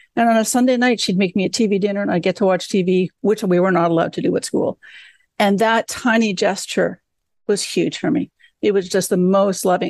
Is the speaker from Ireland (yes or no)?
no; Canada; moved away; I grew up in Canada